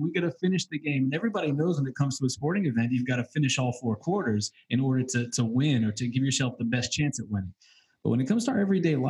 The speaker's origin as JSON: {"language": "English", "region": "New England", "country": "United States", "said": "I'm from New England"}